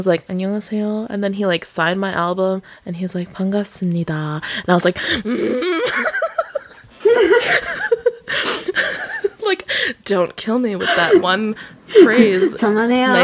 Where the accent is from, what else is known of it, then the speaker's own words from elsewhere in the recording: Alaska, United States; I came from Alaska, yeah, please. I'm the Alaska girl.